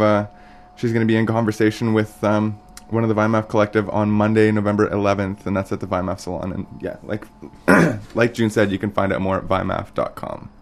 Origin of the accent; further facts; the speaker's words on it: Fort Smith, Northwest Territories, Canada; I grew up in Fort Smith as well